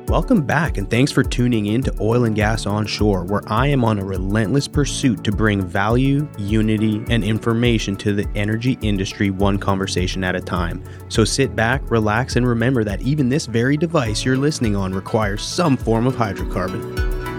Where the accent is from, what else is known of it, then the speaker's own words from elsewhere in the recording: Western Canada, Canada; moved away; also born or lived in Gulf of Mexico coast; I'm from, originally from Western Canada.